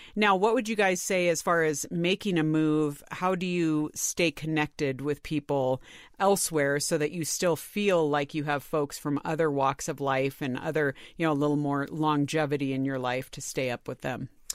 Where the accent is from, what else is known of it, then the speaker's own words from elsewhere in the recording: California, United States; moved away as an adult; also born or lived in Washington, D.C.; I grew up in California